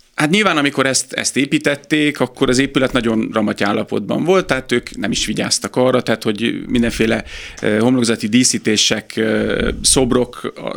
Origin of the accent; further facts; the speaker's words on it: Pécs, Baranya, Hungary; moved away as an adult; also born or lived in Budapest; én pécsi születésű vagyok